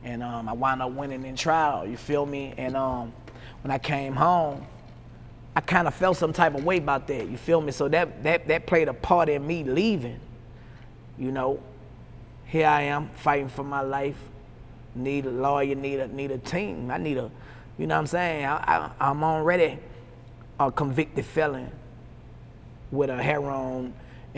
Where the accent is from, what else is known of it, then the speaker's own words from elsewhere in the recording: the South, United States; I'm from the South